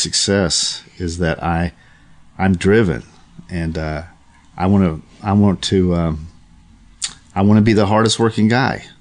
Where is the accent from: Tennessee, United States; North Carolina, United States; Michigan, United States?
Tennessee, United States; Chattanooga; moved away as an adult; also born or lived in New York; now in Los Angeles, United States; my hometown of Chattanooga